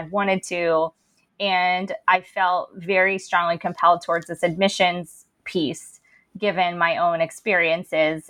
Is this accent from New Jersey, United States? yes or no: yes; Princeton, New Jersey, United States; growing up in Princeton